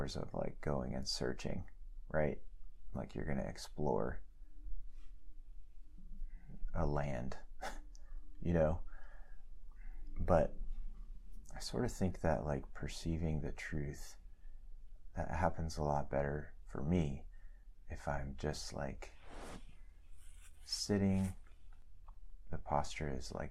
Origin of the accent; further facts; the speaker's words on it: United States; we are American and human